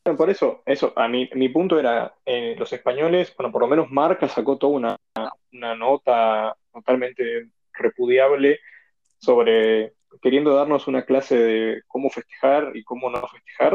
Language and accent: Spanish; Argentina; me tomo como argentino